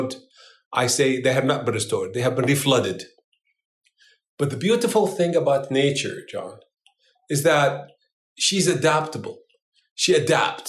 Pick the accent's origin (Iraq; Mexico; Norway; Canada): Iraq; now in United States; I am no longer an Iraqi. I'm an American of Iraqi heritage.